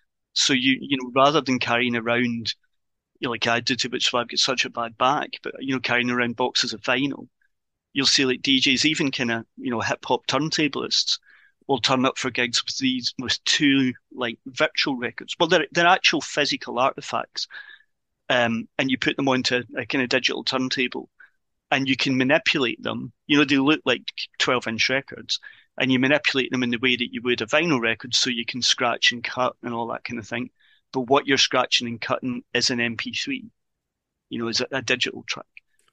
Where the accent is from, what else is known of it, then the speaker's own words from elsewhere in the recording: Ireland; I'm an Irish citizen, so Irish weddings. I think that's the old Irish wedding